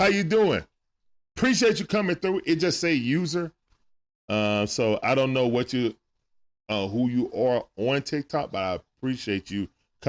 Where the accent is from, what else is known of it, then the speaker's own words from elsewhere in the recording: Georgia, United States; I'm a Grady baby, bro. So, yeah. But now I live in the burbs. But I grew up in the Swats and teenage years over in the deck.